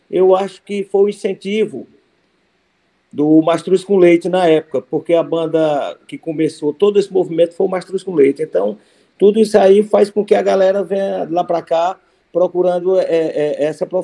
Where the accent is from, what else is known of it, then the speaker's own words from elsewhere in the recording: Cariús, Ceará, Brazil; Eu sou de Cariús, interior do Ceará.